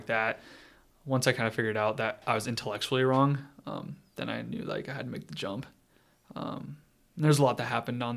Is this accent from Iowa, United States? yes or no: yes; Algona, Iowa, United States; I didn't really have any like good examples of good Catholics growing up in Algona